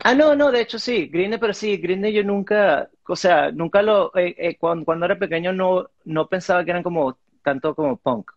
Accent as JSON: {"language": "Spanish", "country": "Venezuela", "tie": "born or raised there", "also_born_or_lived": "Miami", "moved": "as an adult", "lives_now": "United States", "said": "yo nací en Miami y, me crié en, Venezuela. Hasta los, hasta los 18 años viví allá"}